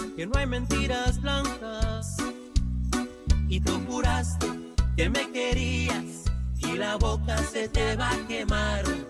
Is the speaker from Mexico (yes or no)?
yes; Mexico; moved away; mi tierra, mi tierra mexicana